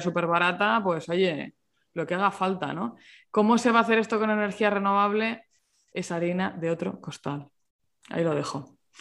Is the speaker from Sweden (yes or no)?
no; Murcia, Region of Murcia, Spain; yo, que soy de Murcia